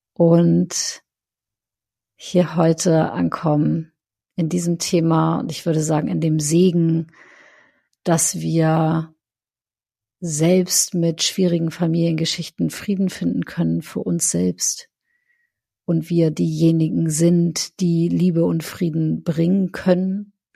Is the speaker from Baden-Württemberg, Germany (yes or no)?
no; North Frisia, Schleswig-Holstein, Germany; wo ich herkomme, aus Nordfriesland